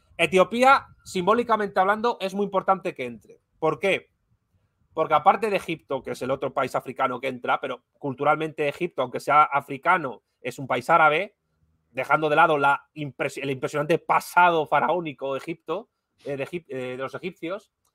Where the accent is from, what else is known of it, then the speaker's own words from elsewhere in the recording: Spain; como decimos en España